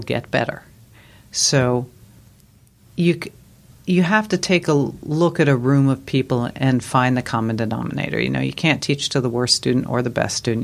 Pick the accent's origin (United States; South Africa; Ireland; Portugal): United States; New York; moved away; I grew up in New York, which is true.